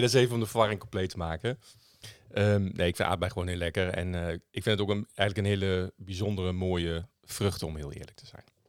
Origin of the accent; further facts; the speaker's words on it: Dedemsvaart, Overijssel, Netherlands; ik ben opgegroeid in Dedensvaart. 30 eh, kilometer onderzwollen eh, onder Zwolle ongeveer. Sallands eh, plekje.